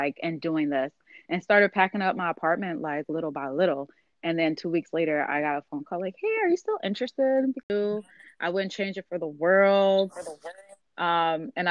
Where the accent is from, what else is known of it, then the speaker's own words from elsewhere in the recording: Chicago, Illinois, United States; now in Cincinnati, United States; originally from Chicago as well, but currently living in Cincinnati